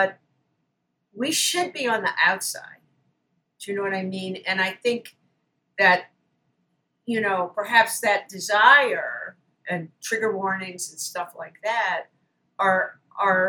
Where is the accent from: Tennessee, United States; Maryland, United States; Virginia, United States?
Maryland, United States; Baltimore; moved away; my hometown, Baltimore